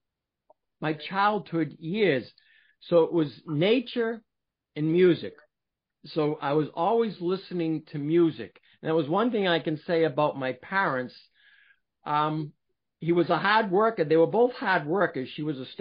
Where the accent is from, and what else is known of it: Billerica, Massachusetts, United States; born or raised there; also born or lived in Boston, Massachusetts / Cambridge, Massachusetts; now in New Hampshire, United States